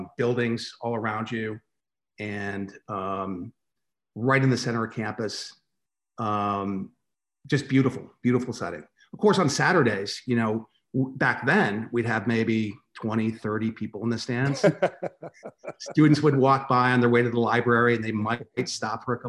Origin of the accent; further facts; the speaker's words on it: Naugatuck, Connecticut, United States; I grew up in Naugatuck, Connecticut